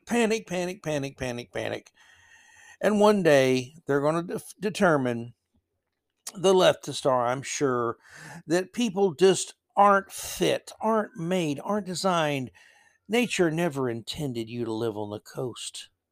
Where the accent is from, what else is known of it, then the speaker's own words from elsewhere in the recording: Florida, United States; moved away; growing up in Florida